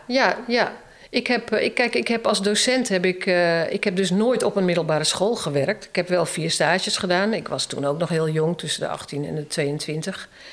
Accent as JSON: {"language": "Dutch", "town": "Emmeloord", "region": "Flevoland", "country": "Netherlands", "also_born_or_lived": "Utrecht / Zeewolde", "moved": "as an adult", "said": "ik kom uit Emmeloord"}